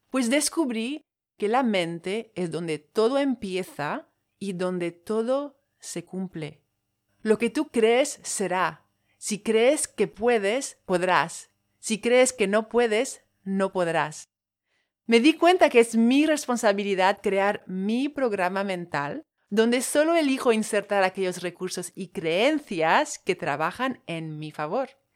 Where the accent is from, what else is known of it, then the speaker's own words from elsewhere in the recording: French Polynesia; Spanish is a second language; moved away; Soy de Tahití, de ahí el acento. Tahití está en Polinesia francesa